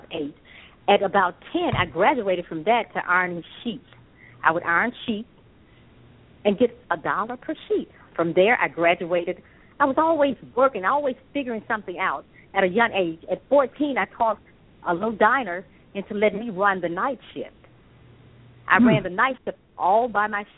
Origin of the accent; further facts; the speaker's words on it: Memphis, Tennessee, United States; also born or lived in Akron, Ohio; I was born in Akron, Ohio, and my mother, of course, we're from Memphis, Tennessee